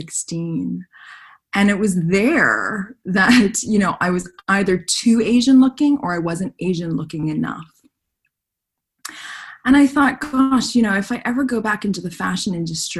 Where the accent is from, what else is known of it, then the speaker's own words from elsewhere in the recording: Montreal, Quebec, Canada; When I was a teenager, growing up in Canada and growing up in Montreal